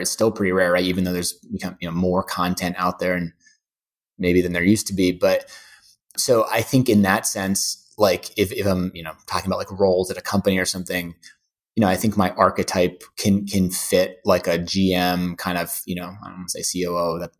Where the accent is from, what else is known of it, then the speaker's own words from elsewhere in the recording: New York, United States; And yeah, definitely love living in New York. I'm a New Yorker and I like the variety.